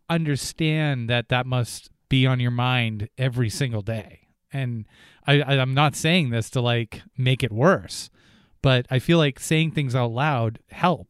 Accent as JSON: {"language": "English", "region": "New Hampshire", "country": "United States", "tie": "born or raised there", "said": "I didn't grow up in Vermont, but I grew up in New Hampshire"}